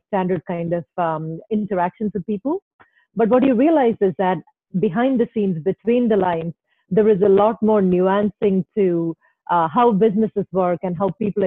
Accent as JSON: {"language": "English", "town": "Thiruvananthapuram", "region": "Kerala", "country": "India", "tie": "born or raised there", "moved": "yes", "lives_now": "Chicago, United States", "said": "I really grew up in a very middle-class, conservative Indian family there"}